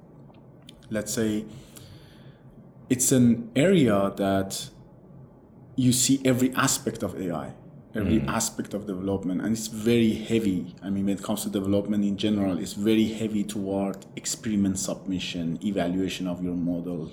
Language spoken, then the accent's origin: English; Iran; moved away; I'm originally from Iran